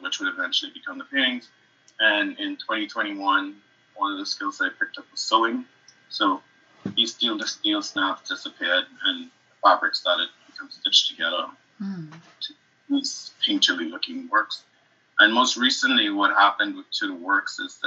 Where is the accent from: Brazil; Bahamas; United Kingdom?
Bahamas; moved away as an adult; also born or lived in Harlem, New York; now in United States; I am originally from the Bahamas, and I moved here to do my MFA